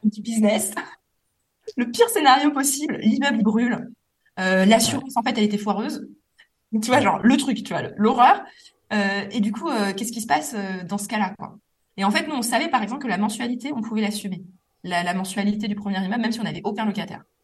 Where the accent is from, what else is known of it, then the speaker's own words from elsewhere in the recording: Metz, Grand Est, France; now in Paris, France; à Metz, ma ville natale